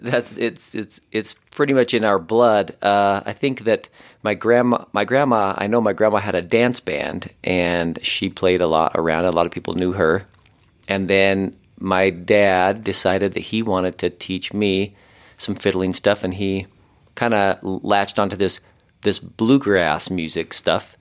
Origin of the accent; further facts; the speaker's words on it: Ogden, Utah, United States; I grew up in Ogden, Utah, which is I don't know, kind of the more northern part of Utah